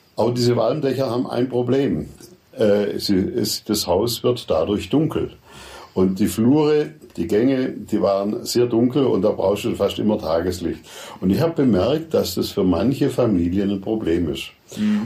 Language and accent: German; Furtwangen, Baden-Württemberg, Germany; Furtwangen, meine Heimatstadt